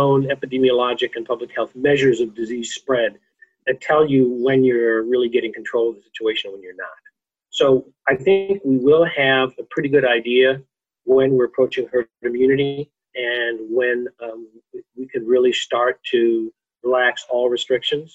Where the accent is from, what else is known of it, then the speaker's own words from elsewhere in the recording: California, United States; I'm a Californian